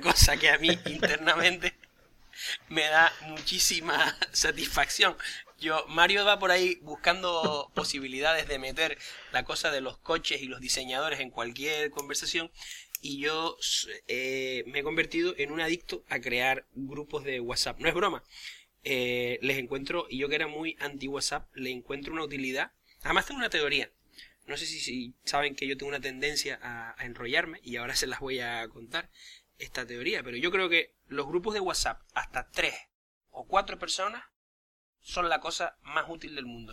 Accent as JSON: {"language": "Spanish", "region": "Canary Islands", "country": "Spain", "said": "yo como canario"}